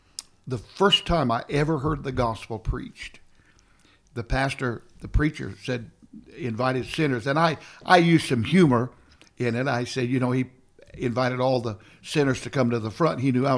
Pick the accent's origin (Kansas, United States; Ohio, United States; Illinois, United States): Kansas, United States; I went to this little Pentecostal church in my hometown in Kansas